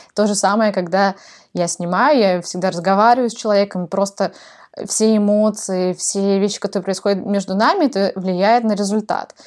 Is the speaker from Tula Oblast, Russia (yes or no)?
no; Novosibirsk, Novosibirsk Oblast, Russia; moved away as an adult; also born or lived in Kazakhstan / Moscow / Sydney / Melbourne; я родилась в Казахстане, а, выросла в Новосибирске, там я закончила школу